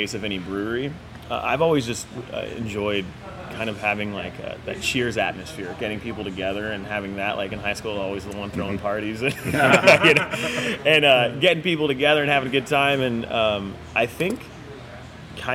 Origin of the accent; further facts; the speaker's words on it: North County, California, United States; we're from North County